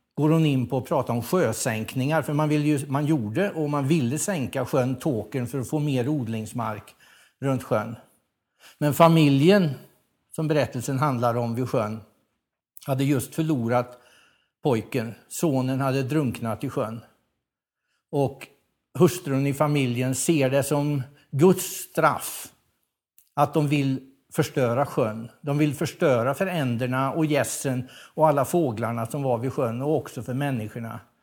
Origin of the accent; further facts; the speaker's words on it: Värmland, Sweden; som värmlänning